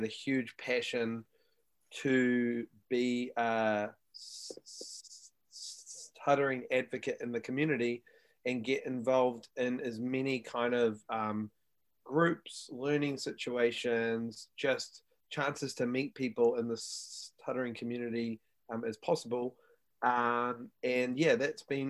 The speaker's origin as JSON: {"language": "English", "country": "New Zealand", "tie": "born or raised there", "moved": "as an adult", "lives_now": "United States", "said": "I'm originally from New Zealand. I live in the United States currently."}